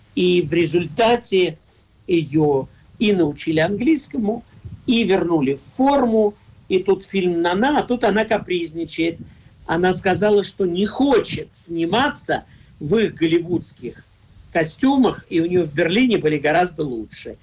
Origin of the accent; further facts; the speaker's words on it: Moscow, Russia; я в детстве в Москве